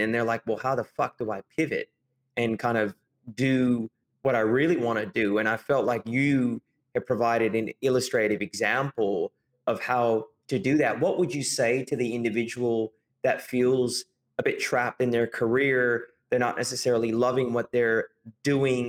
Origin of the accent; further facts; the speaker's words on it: California, United States; moved away as an adult; now in Australia; I'm from California, but I arrived in Australia.